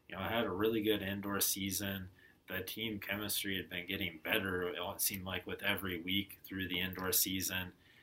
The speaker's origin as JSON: {"language": "English", "town": "Ankeny", "region": "Iowa", "country": "United States", "moved": "yes", "lives_now": "Billings, United States", "said": "originally from Ankeny, Iowa"}